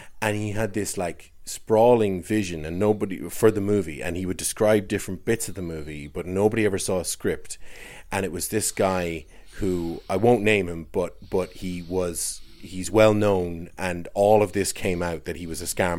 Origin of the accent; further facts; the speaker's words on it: Ireland; accent: Irish; I can't really do my own Irish accent